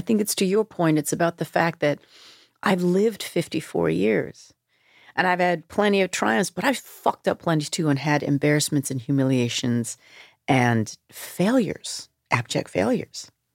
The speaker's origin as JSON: {"language": "English", "town": "Vancouver", "region": "British Columbia", "country": "Canada", "tie": "born or raised there", "moved": "yes", "said": "growing up in Vancouver, in suburban Vancouver"}